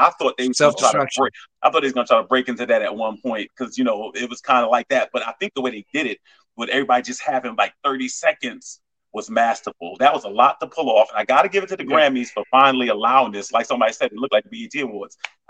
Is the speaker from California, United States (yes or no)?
no; Long Island, New York, United States; when I grew up in Long Island, people that went to our school was